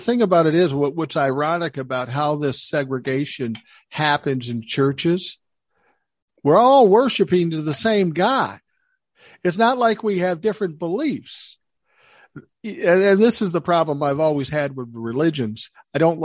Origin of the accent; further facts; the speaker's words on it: Minneapolis, Minnesota, United States; where I grew up in South Minneapolis